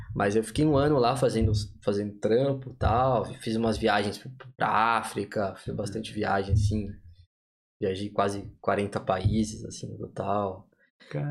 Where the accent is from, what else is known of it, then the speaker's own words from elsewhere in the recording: São Paulo, Brazil; moved away; Vim de São Paulo, capital